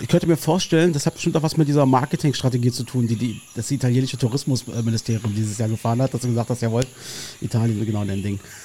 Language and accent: German; Berlin, Germany; ich verlasse meine Heimat einfach sehr ungern offensichtlich. Ähm, du bleibst in Marzahn